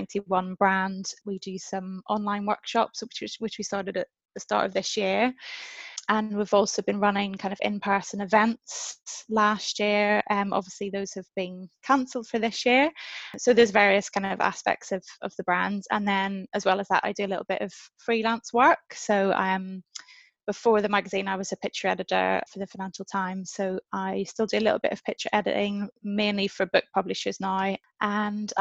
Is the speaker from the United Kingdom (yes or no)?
yes; Northern Ireland, United Kingdom; moved away as an adult; also born or lived in London; I grew up in Northern Ireland